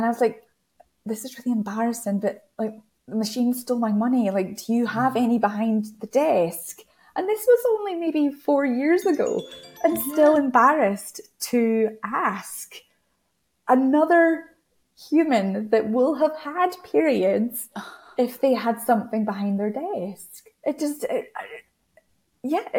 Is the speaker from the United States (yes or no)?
no; United Kingdom; Being British